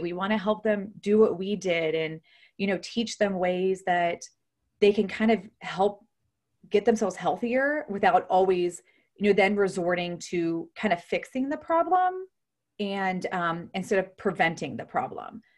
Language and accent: English; Ohio, United States; moved away as an adult; also born or lived in Houston, Texas; I'm originally from Ohio. I'm actually now back in Ohio